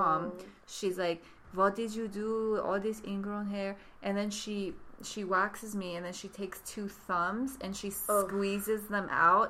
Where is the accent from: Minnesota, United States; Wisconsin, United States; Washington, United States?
Washington, United States; Bellevue; I'm from Bellevue.